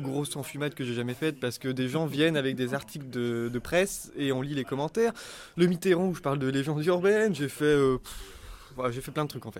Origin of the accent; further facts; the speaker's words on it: Lorient, Brittany, France; now in Rennes, France; je suis originaire de Bretagne, de Lorient, mais je fais mes études à Rennes